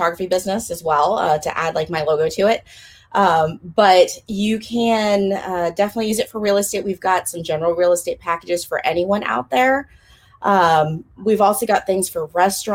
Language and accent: English; Sacramento, California, United States; now in Jacksonville, North Carolina, United States; I grew up in Capital City, Sacramento, California, and we moved out to little Jacksonville, North Carolina back in 2009